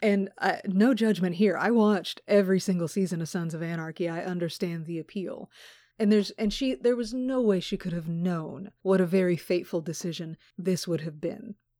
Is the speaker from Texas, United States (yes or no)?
yes; Texas, United States; I was born in Texas